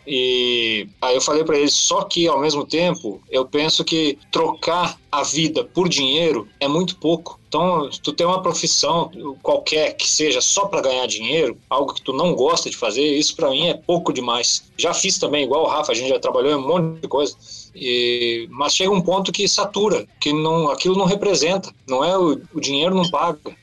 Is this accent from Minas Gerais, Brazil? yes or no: no; Rio Grande do Sul, Brazil; eu sou do Rio Grande do Sul